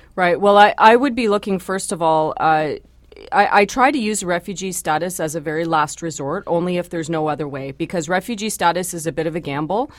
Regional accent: Canada; I am a Canadian first

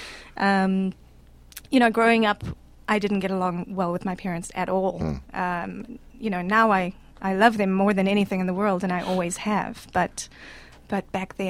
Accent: Durban, KwaZulu-Natal, South Africa; accent: South African; moved away; I'm from Durban

